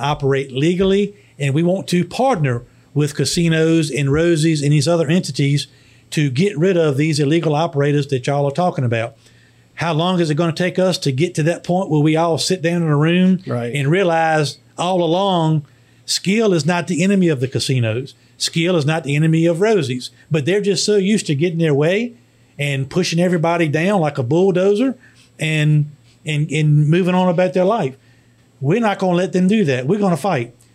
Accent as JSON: {"language": "English", "town": "Emporia", "region": "Virginia", "country": "United States", "tie": "born or raised there", "said": "my hometown of Emporia"}